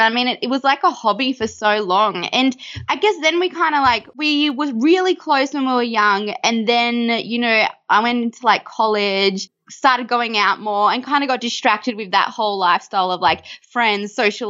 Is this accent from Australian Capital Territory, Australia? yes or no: yes; Canberra, Australian Capital Territory, Australia; Well, we actually both grew up in Canberra